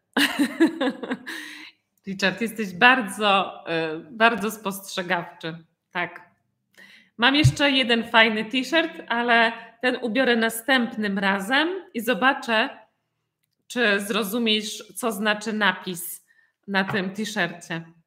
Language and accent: Polish; Poland; jestem z Polski